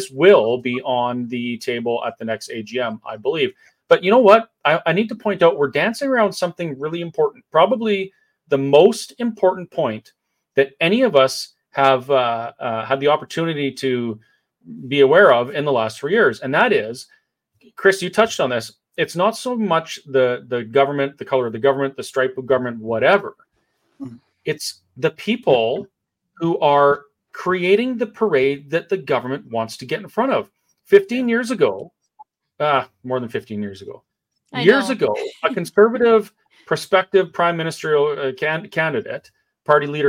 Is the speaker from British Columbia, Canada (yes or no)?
yes; Kamloops / Campbell River, BC, British Columbia, Canada; I was born in Campbell River, and I grew up in Kamloops, and then spent my teenage years back in Campbell River